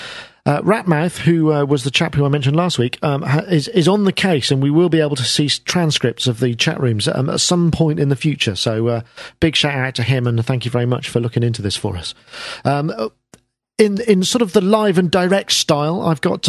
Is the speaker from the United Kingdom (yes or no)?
yes; United Kingdom; I'm British